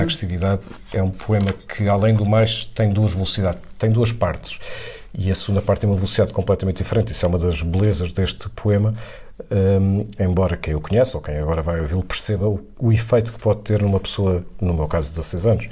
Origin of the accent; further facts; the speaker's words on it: Viseu, Centro, Portugal; Eu vivi, eu, eu cresci em Viseu, eh, sendo urbano, portanto, na cidade de Viseu